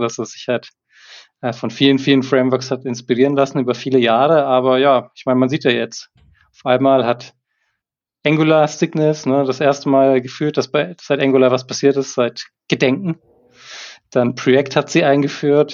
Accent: Erlangen, Bavaria, Germany; Ich komme aus Erlangen, bin Softwareentwickler hauptberuflich

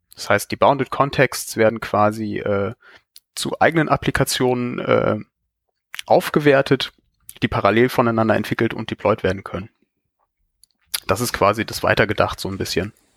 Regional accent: Cologne, North Rhine-Westphalia, Germany; ich komme aus Köln.

